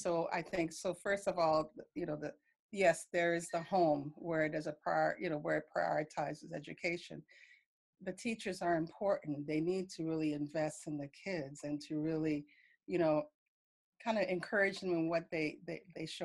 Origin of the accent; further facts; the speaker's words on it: New York City, New York, United States; I grew up in New York City. And, you know, once I moved to the U.S., my mom had settled in New York City